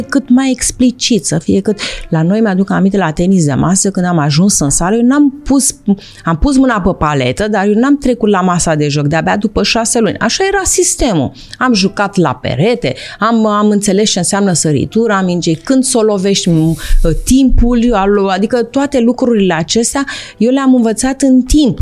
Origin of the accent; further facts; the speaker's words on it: Bucharest, Romania; eram din București